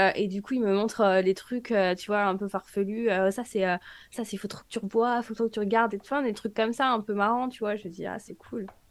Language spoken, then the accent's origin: French; France; moved away as an adult; now in United States; je suis française